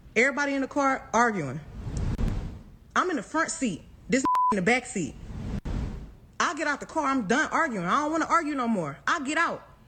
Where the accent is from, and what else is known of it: Houston, Texas, United States